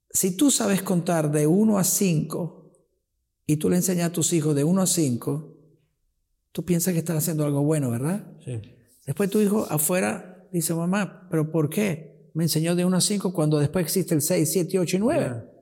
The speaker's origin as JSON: {"language": "Spanish", "town": "Rocca di Papa", "region": "Lazio", "country": "Italy", "tie": "born there", "said": "Yo nací en Roma, yo nací cerca de Roma, Roca di Papa."}